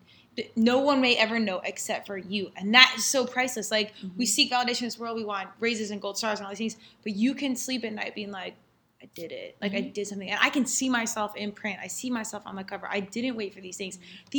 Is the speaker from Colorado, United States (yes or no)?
yes; Colorado, United States; I'm from Colorado.